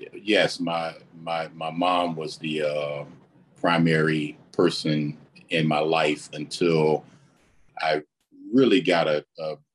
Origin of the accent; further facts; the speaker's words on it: Wilmington, North Carolina, United States; I grew up in Wilmington